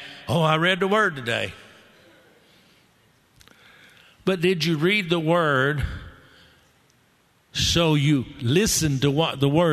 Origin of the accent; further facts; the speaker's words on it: Texas, United States; I'm a Texan